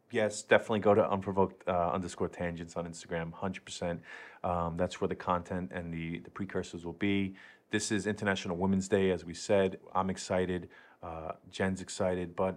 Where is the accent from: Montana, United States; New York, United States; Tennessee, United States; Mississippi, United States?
New York, United States; Queens; now in Brooklyn, United States; I'm in Brooklyn now, but born and raised in Queens.